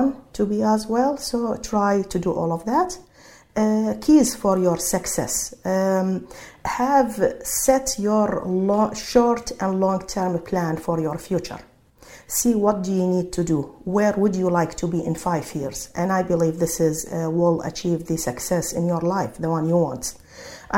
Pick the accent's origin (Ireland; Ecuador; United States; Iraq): Iraq; English is a second language; moved away as an adult; now in Sydney, Australia; I'm from Iraq speaking Arabic